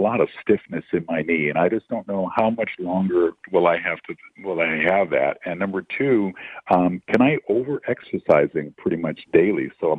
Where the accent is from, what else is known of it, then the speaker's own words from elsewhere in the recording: Los Angeles, California, United States; I grew up here in Los Angeles. I went to school here at Dorsey High School where Keyshawn Johnson went to school, and then I went to UCLA.